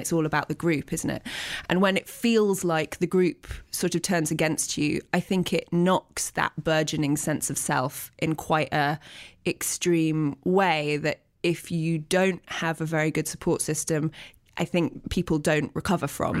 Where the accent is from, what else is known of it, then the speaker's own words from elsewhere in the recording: Teddington, London, United Kingdom; I was born in Teddington, which is a suburb of London